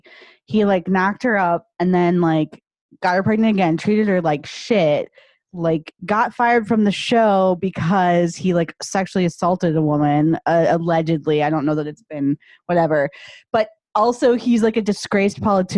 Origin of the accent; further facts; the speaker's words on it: Illinois, United States; I'm from Illinois